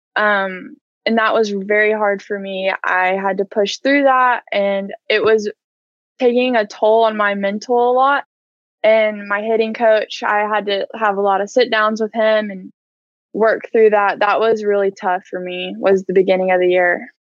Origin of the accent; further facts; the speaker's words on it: Edmond, Oklahoma, United States; I grew up in Edmond and I went to Edmond North and I played four years there